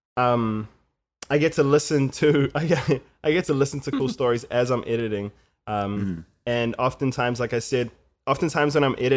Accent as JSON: {"language": "English", "country": "New Zealand", "said": "I come from New Zealand, man"}